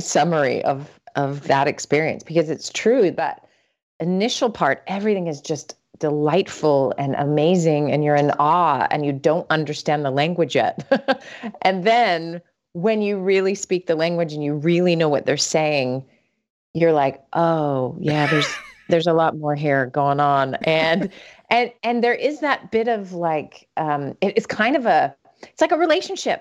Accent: Salt Lake City, Utah, United States; moved away as an adult; also born or lived in Vermont / Atlanta, Georgia / Sweden; now in Minnesota, United States; I was born and raised in Salt Lake City

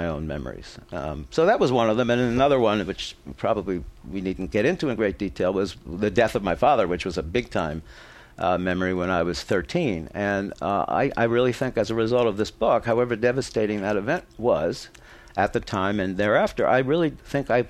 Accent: Philadelphia, Pennsylvania, United States; I grew up in Philadelphia

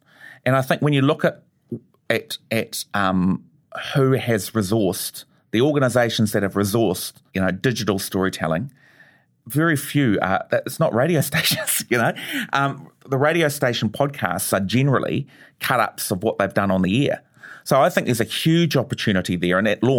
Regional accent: New Zealand; I mean, being Kiwi has got to be part of this.

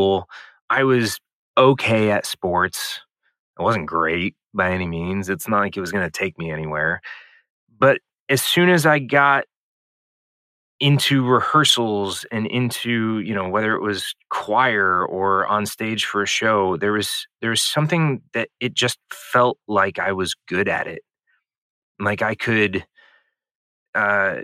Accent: St. Louis, Missouri, United States; I grew up in St. Louis, Missouri

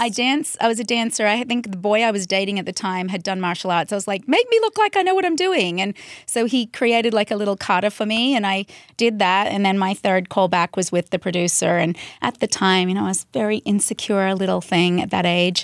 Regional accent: Central Coast, New South Wales, Australia; moved away as an adult; now in United States; I grew up in the Central Coast, which is about an hour and a half out of Sydney

